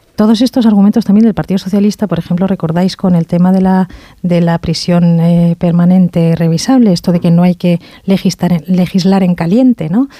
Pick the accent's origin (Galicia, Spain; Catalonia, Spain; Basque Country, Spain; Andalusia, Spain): Basque Country, Spain; en mi tierra